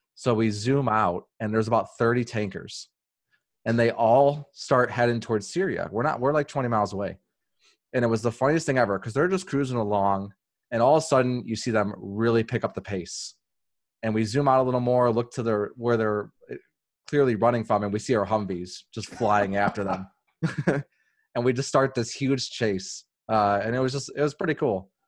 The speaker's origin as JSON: {"language": "English", "town": "Chicago", "region": "Illinois", "country": "United States", "tie": "born or raised there", "said": "I grew up on the South Side"}